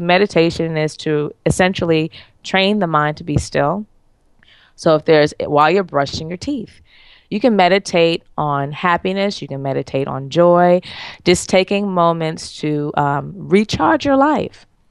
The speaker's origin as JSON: {"language": "English", "region": "New York", "country": "United States", "moved": "yes", "said": "I'm from New York"}